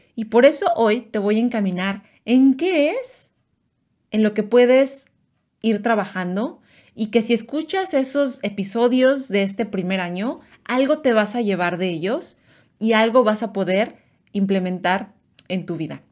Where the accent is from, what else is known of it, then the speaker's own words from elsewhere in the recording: Mexico; mis, mis amigos mexicanos, paisanos